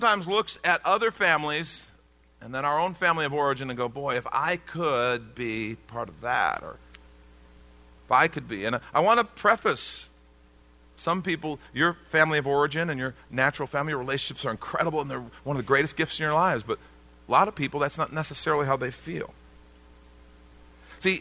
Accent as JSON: {"language": "English", "country": "United States", "said": "growing up in the States"}